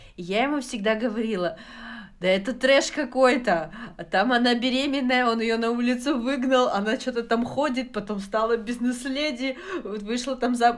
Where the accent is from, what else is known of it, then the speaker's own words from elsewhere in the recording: Kazakhstan; Я родом из Казахстана